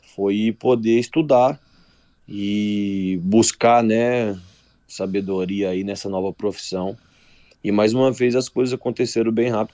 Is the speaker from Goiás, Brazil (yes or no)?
yes; interior of Goiás, Brazil; now in Caxias do Sul, Brazil; sou de Goiás, interior de Goiás